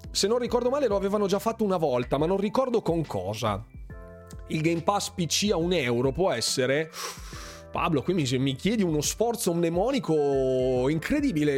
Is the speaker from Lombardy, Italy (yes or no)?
yes; Bergamo, Lombardy, Italy; sono di Bergamo